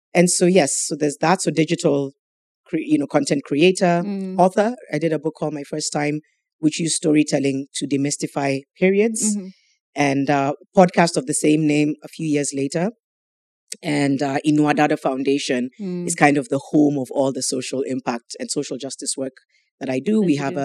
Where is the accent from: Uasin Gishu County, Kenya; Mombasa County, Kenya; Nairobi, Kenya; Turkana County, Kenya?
Mombasa County, Kenya; Mombasa; I grew up in Mombasa.